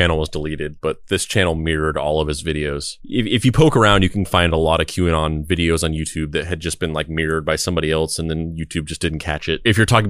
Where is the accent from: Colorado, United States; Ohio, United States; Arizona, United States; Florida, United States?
Arizona, United States; Cave Creek; I'm from Cave Creek and we're great.